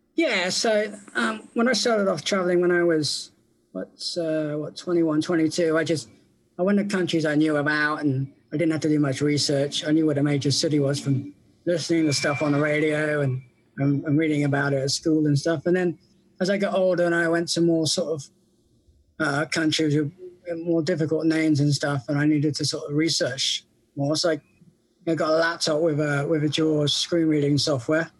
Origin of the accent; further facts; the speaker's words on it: England, United Kingdom; I'm from England